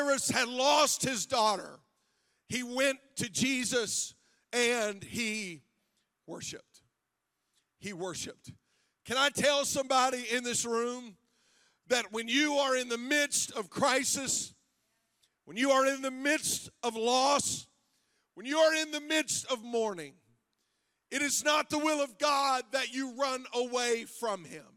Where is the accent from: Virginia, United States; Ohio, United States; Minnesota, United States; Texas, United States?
Ohio, United States; Zanesville; we're from Zanesville